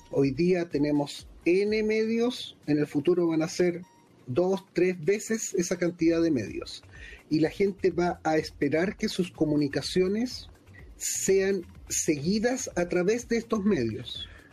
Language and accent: Spanish; Chile; accent: Chilean; now in London, United Kingdom; yo vivo en Londres eh, y soy chileno, por eso este, este, acento no me lo han sacado ni con otros cirujanos ya